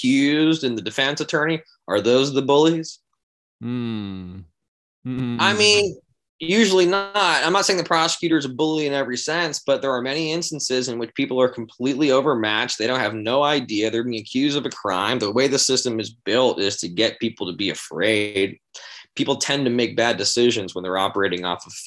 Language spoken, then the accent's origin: English; San Diego, California, United States; I grew up in San Diego, like skateboarding hardcore and all that stuff